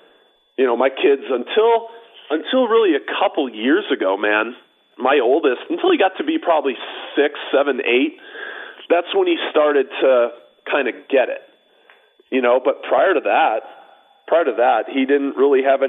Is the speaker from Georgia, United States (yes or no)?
no; Chicago, Illinois, United States; moved away as an adult; now in Scottsdale, United States; I grew up right near Cal City.